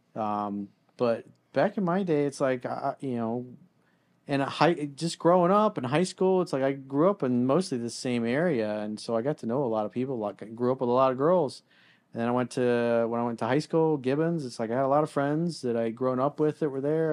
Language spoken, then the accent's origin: English; South Florida, United States; growing up in South Florida and going to school down here